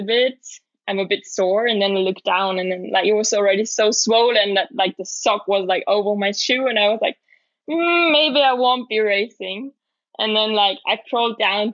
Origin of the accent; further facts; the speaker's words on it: Leogang, Salzburg, Austria; It's my hometown.